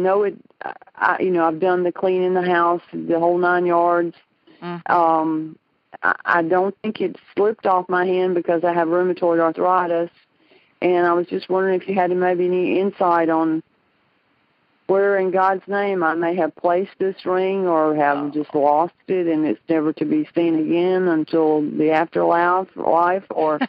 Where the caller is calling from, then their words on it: Tuscaloosa, Alabama, United States; I'm calling from Alabama.